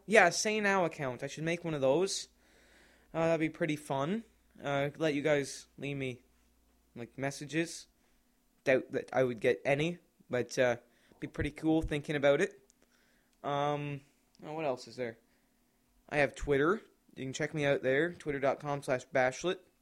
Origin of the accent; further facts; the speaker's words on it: Canada; I'm from Canada